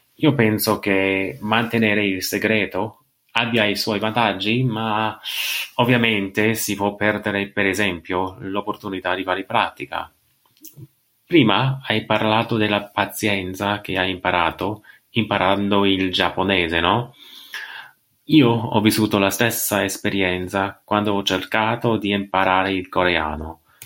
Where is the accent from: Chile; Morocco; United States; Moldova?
United States; Italian is a second language; sono americano e sto imparando l'italiano ancora